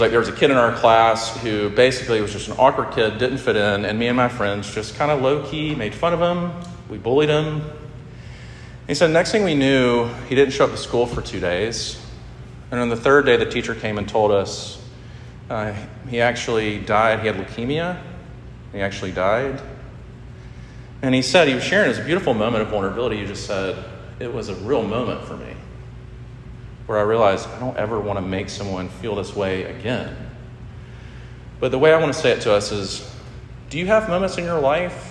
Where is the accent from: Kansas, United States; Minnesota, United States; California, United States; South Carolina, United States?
South Carolina, United States; Sumter; also born or lived in Statesboro, Georgia / Columbia, South Carolina; I grew up in Sumter, this is about an hour from here